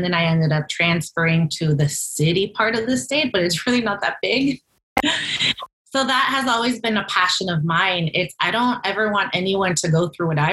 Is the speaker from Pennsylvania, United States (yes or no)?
no; rural Nebraska, United States; also born or lived in McAllen, Texas; at the age of 9, my parents, who were Mexican missionaries, moved to rural Nebraska in the middle of the country. And I lived in a small rural community for about 10 years